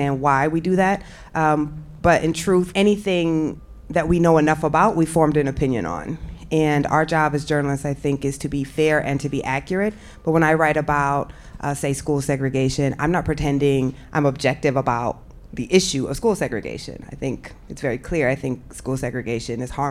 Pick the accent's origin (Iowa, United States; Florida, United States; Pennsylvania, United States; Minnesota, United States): Iowa, United States; moved away; I'm from Iowa